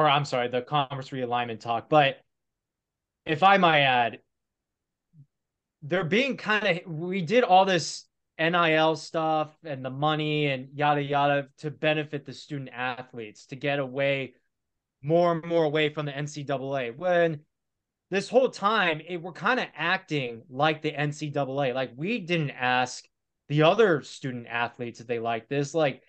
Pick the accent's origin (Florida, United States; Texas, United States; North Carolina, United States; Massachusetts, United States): North Carolina, United States; Winston-Salem; I grew up in Winston-Salem.